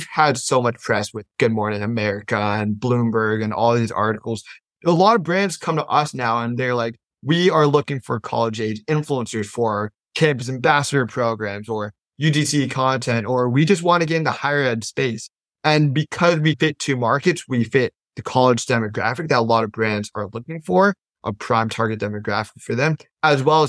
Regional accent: Silicon Valley, California, United States; I'm a kid from Silicon Valley

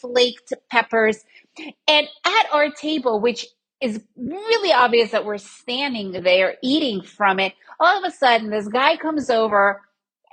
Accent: New York City, New York, United States; I was raised in New York City area. Then I lived in the suburbs

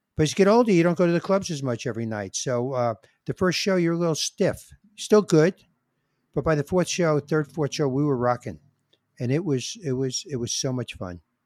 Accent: New York City, New York, United States; I'm a New Yorker, and my blood is in New York

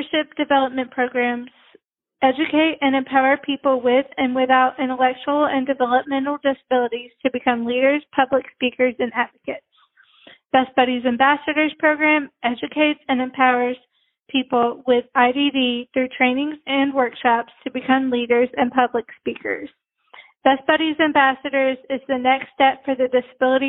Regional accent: Nashville, Tennessee, United States; also born or lived in Brentwood, Tennessee; I was born in Nashville. So I've lived in Nashville. I've lived in Brentwood like my whole life.

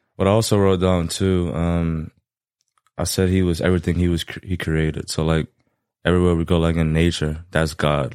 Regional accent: Lafayette, Louisiana, United States; born and raised Lafayette, Louisiana.

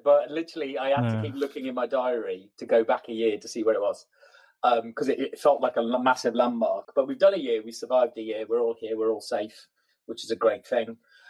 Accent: Bridgend, Wales, United Kingdom; I come from a place called Bridgend in South Wales

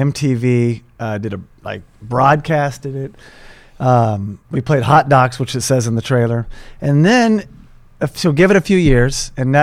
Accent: Tulsa, Oklahoma, United States; moved away as an adult; also born or lived in Los Angeles; my hometown in Tulsa, Oklahoma

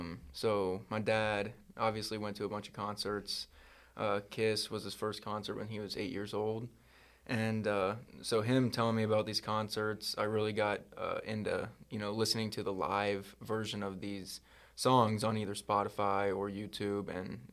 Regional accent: Gainesville, Georgia, United States; I'm from Gainesville, Georgia.

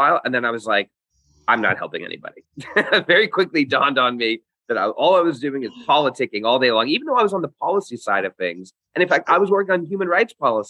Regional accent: London, United Kingdom; moved away; also born or lived in Hong Kong; I grew up in Hong Kong for the first couple of years of my life, and then moved to the United Kingdom, to London, where I lived for almost 10 years

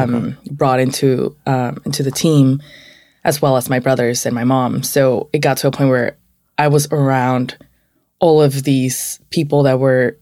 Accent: New York City, New York, United States; I was born and raised in, New York City, but, my parents, were born and raised in Mexico City. Mm. They both moved here. My dad moved here a little before mom, but, they were both here by like 1920.

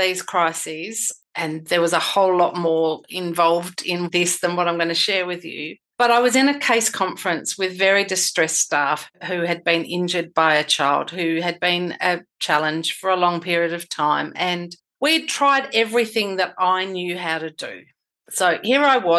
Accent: Western Australia, Australia; my home state of Western Australia, which is massive.

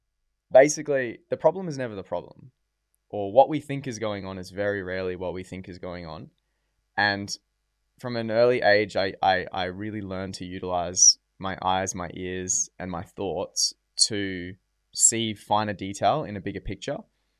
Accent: Port Douglas, Queensland, Australia; now in Gold Coast, Australia; I grew up in Port Douglas.

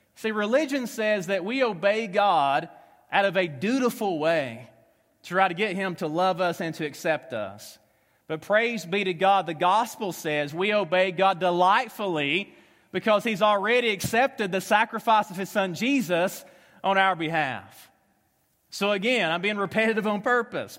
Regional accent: Tennessee, United States; accent: Southern; moved away as an adult; also born or lived in Kentucky; now in Omaha, United States; I am from Tennessee, uh, spent the last ten years in Kentucky, so if you have a hard time understanding a Southern ax-, accent

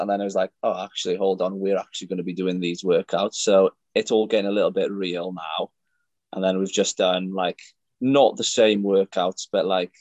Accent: North Wales, United Kingdom; also born or lived in Aberystwyth; So originally I'm from North Wales

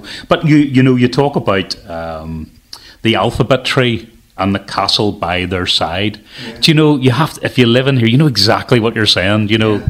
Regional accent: Lisburn, Northern Ireland, United Kingdom; so I came from Lisburn, and probably we're about the same age and grew up

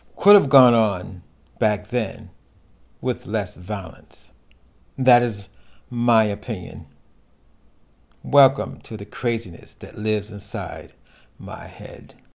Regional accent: New York City, New York, United States; I grew up in New York City

